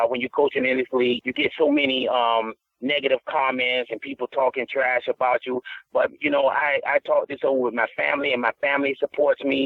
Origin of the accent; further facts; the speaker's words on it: the South, United States; I'm from the South